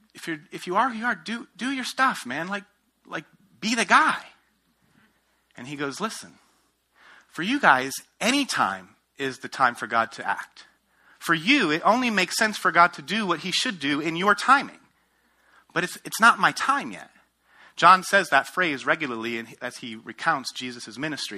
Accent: outside of New York City, United States; moved away as an adult; also born or lived in Ohio / Denver, Colorado; I grew up outside of New York City, went to school at Ohio State, planted a church in Denver, Colorado

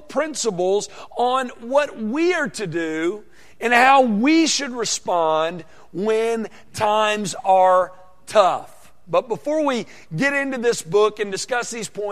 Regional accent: Conway, Arkansas, United States; I grew up 20 miles north of Little Rock, Arkansas, in Conway.

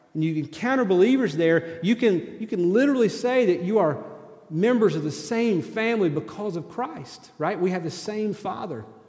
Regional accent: East Tennessee, United States; moved away; also born or lived in Kentucky; I grew up in East Tennessee

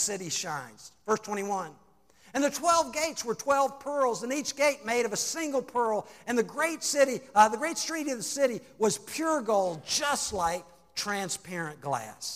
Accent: Salem, United States; I grew up in Salem

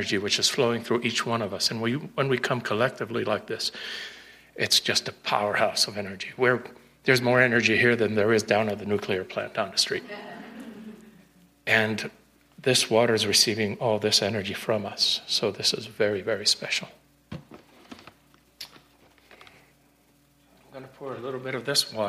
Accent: Puerto Rico; English is a second language; also born or lived in Ashland, Oregon; now in Colorado Springs, United States; I'm originally from Puerto Rico

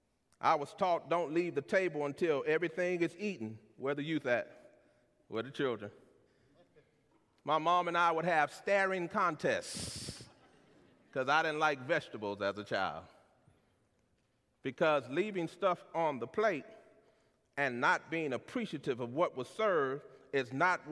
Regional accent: San Antonio, Texas, United States; I'm from San Antonio, Texas, the youngest of three siblings born to Wilbur and Luberta

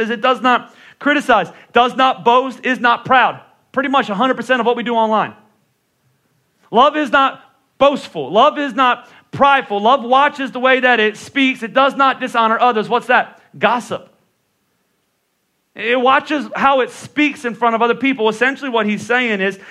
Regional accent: Northeast, United States; also born or lived in Texas; I'm from the Northeast

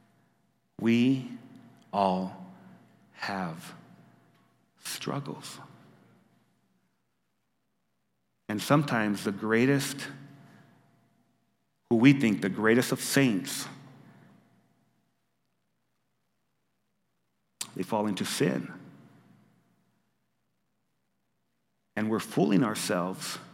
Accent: New Mexico, United States; when I was growing up in New Mexico, one of the most used phrases in our Spanglish was not even.

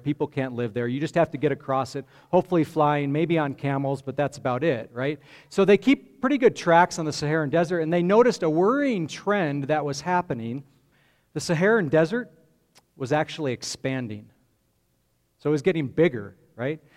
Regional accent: Grand Junction, Colorado, United States; I grew up in Grand Junction on the western slope

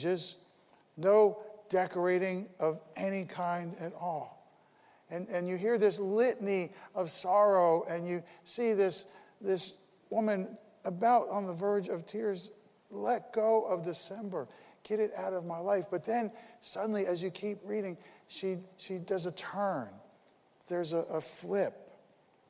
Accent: Paterson, New Jersey, United States; I was born in Paterson, New Jersey

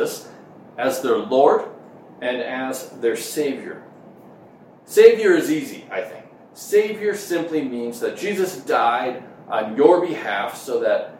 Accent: Minnesota, United States; moved away; growing up in Minnesota, which is where I grew up in the Midwest

